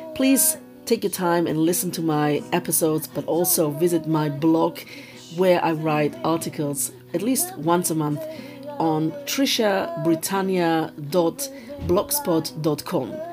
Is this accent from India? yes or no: no; Germany; I was born and raised in Germany